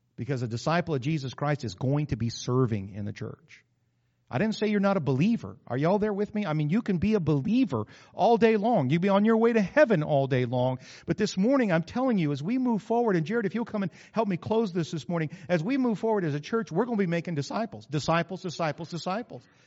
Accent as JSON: {"language": "English", "region": "New Mexico", "country": "United States", "tie": "born or raised there", "moved": "yes", "said": "I grew up in New Mexico"}